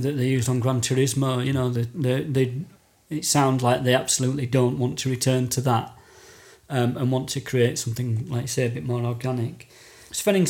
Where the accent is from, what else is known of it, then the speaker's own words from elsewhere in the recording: United Kingdom; as a Brit